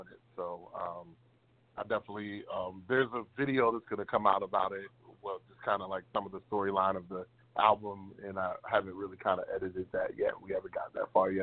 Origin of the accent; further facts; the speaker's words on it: Baltimore, Maryland, United States; moved away; I'm from Baltimore originally